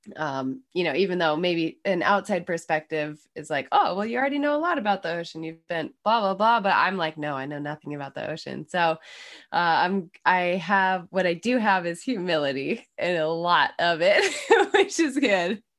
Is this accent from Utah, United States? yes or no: yes; Snowbird, Utah, United States; moved away as an adult; also born or lived in Salt Lake City, Utah; now in Maine, United States; I was born in Salt Lake, but, uh, lived in the employee housing up at Snowbird my whole life